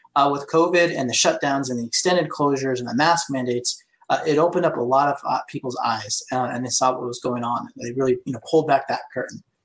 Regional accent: Placer County, California, United States; I'm from Placer County.

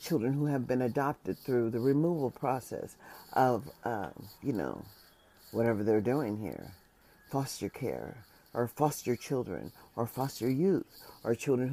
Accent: United States; As an American citizen

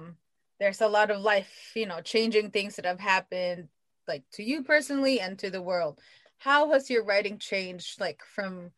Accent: Philippines; moved away; I come from the Philippines

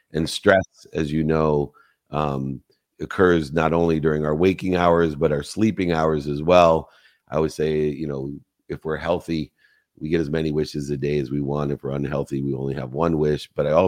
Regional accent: Cabo San Lucas, Baja California Sur, Mexico; Amanita muscaria. I'm from Cabo. I should have got that, darn it.

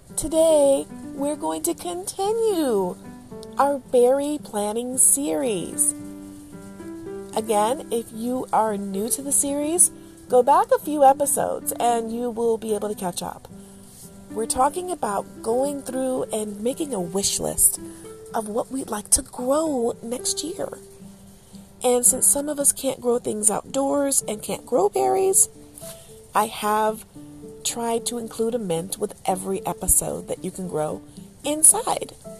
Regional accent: Michigan, United States; I'm from Michigan

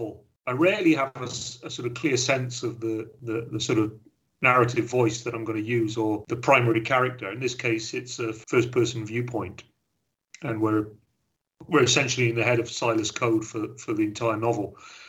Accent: Wales, United Kingdom; although I'm Welsh and I live in Wales, I've been all over the place, but half my family are from the West Country

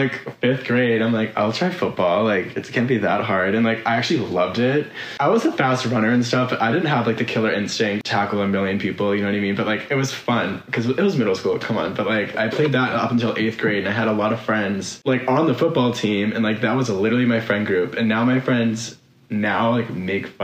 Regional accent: South Shore of Boston, Massachusetts, United States; moved away as an adult; now in Los Angeles, United States; I'm from the South Shore of Boston, Massachusetts, born and raised

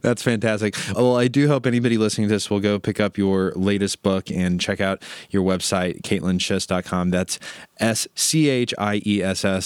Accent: Midwest, United States; I'm a Midwesterner

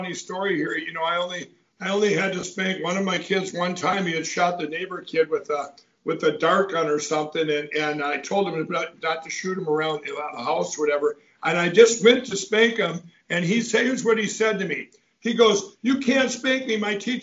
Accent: Minnesota, United States; my home state of Minnesota

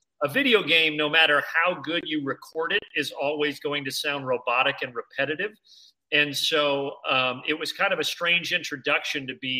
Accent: Southern Indiana, United States; growing up in Southern Indiana

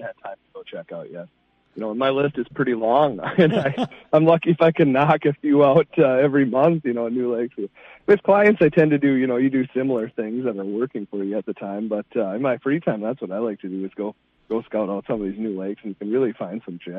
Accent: Two Harbors, Minnesota, United States; I grew up on the North Shore of Lake Superior in Two Harbors

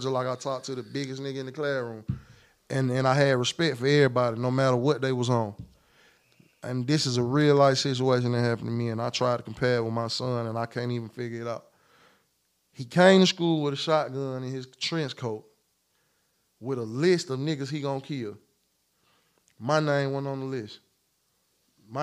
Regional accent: United States; I'm from Clay County

